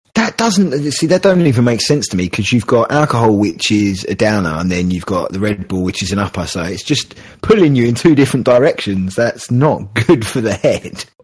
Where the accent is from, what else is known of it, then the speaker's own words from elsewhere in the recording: England, United Kingdom; I'm a terrible Englishman